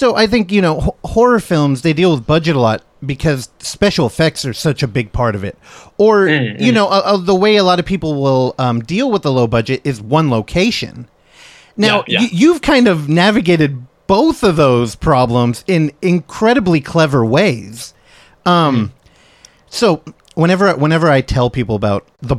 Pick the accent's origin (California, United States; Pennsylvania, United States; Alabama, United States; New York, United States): California, United States; Daly City; I come from Daly City, which is like 10 minutes out of San Francisco